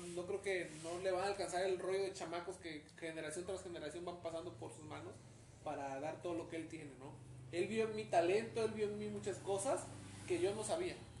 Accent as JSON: {"language": "Spanish", "country": "Mexico", "said": "como buen mexicano"}